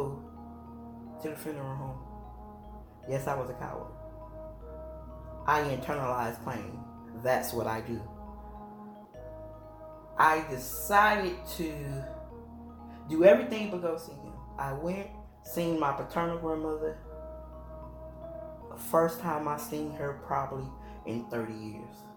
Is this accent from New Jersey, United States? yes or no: no; Chicago, Illinois, United States; I'm from Illinois, Chi-town, suburbs, all them, they don't cry, thugs don't cry, that's what I was raised on